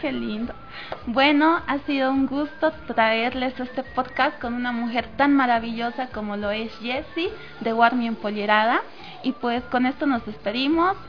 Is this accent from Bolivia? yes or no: yes; Bolivia